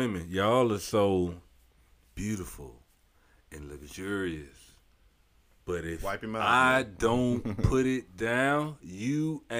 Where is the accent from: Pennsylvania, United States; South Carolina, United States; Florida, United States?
Florida, United States; St. Petersburg; I'm from the South. I'm from St. Pete, South Side, to be exact.